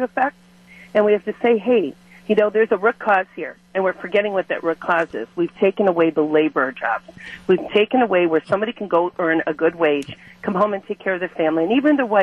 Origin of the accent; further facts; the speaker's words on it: Milwaukee, Wisconsin, United States; now in Waukesha, United States; I'm from Milwaukee, and I started at McDonald's in 1974 and worked there till 1977